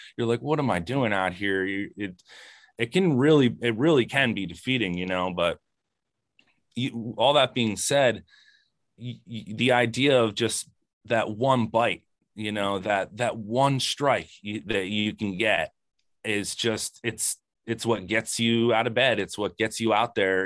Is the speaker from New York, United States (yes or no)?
no; Lambertville, New Jersey, United States; I'm from Lambertville